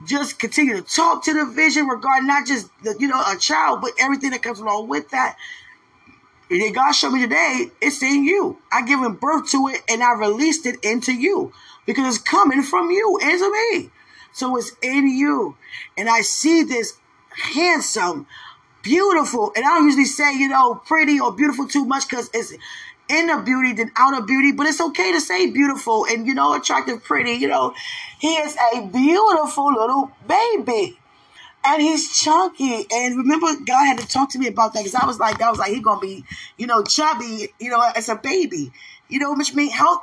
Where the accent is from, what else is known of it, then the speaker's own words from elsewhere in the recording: United States; accent: American; I'm American